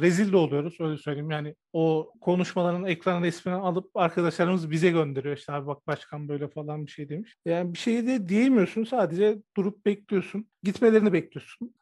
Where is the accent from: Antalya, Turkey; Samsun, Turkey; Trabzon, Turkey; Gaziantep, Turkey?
Gaziantep, Turkey; Antep; İşte ben de Antepliyim